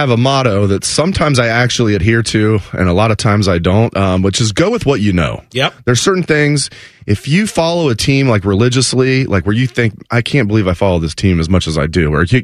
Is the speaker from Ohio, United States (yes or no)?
yes; Beavercreek, Ohio, United States; I grew up in Beavercreek, like five minutes away from campus.